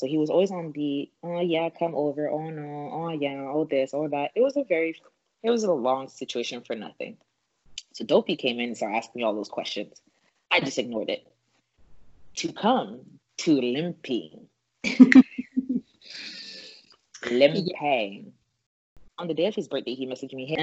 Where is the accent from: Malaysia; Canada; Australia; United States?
Canada; I'm Canadian